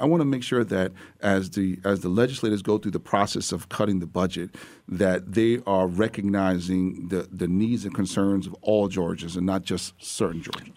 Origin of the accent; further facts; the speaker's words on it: New York, United States; as a New Yorker